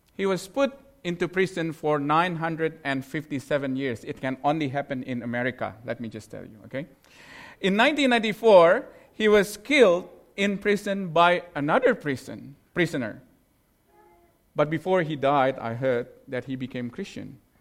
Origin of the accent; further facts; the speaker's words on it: Indonesia; moved away; I'm from Indonesia